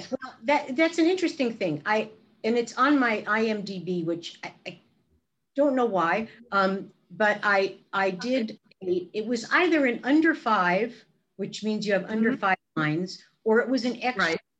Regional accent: Brooklyn, New York, United States; And of course, coming from Brooklyn, my my accent, I sounded like a really bad imitation of Barbra Streisand.

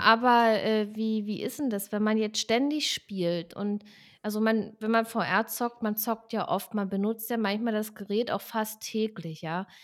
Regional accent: Southern Germany, Germany; also ich komme ja aus Süddeutschland

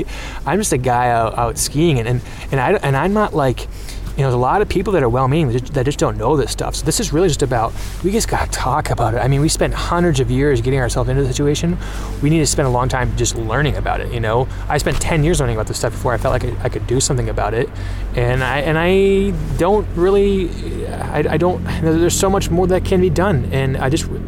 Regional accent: North Dakota, United States; I grew up in North Dakota, and I live on land that was taken from the Red Lake and Pemina Ojibwe

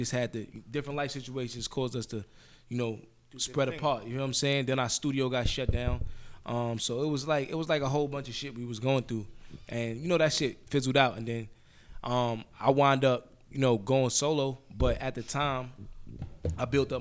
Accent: New York City, New York, United States; I'm from Hollis

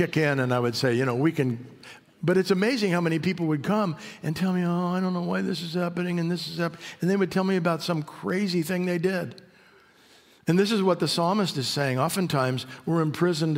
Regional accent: Mojave Desert, California, United States; moved away as an adult; My wife and I grew up on the Mojave Desert. Spent the first 25 years of my life on the Mojave Desert.

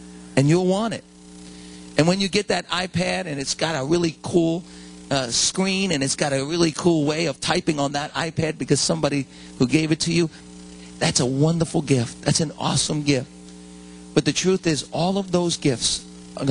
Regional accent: United States; we as American Christians

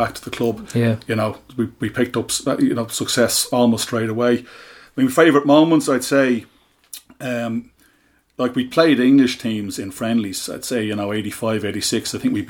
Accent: Shankill, Leinster, Ireland; I'm originally from Shankill

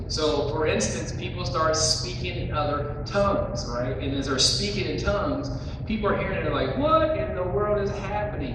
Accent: West Virginia, United States; accent: West Virginia; my West Virginia accent

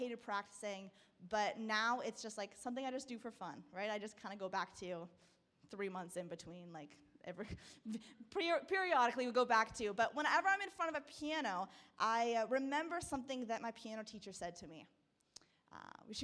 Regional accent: Burlington, Ontario, Canada; also born or lived in Peterborough; I was growing up in Burlington. So I'm there now again.

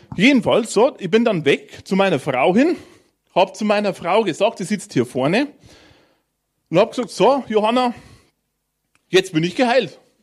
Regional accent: Bavarian Forest, Germany; drunten bei uns im Bayerischen Wald

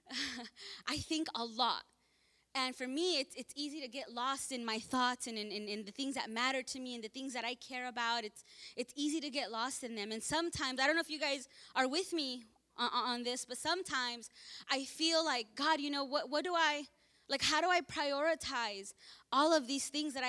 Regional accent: Los Angeles, California, United States; I was born here in Martin Luther King Hospital off the 105. So I was born there

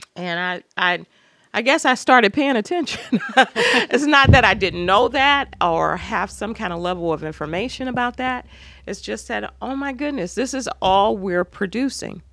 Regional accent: Cleveland, Ohio, United States; moved away as an adult; also born or lived in Indianapolis / Toledo; I was born in Cleveland

